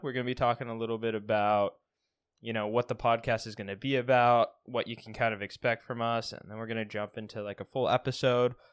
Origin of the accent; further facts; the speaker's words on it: Pacific Northwest, United States; I am from the Pacific Northwest